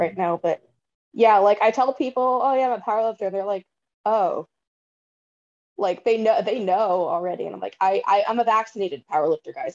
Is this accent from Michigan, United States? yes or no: no; Bay Area, California, United States; I was born um not in the Bay, but I was raised in the Bay Area and it's quite diverse here.